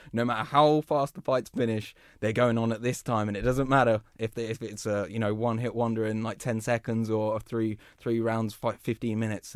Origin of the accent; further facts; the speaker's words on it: England, United Kingdom; we're English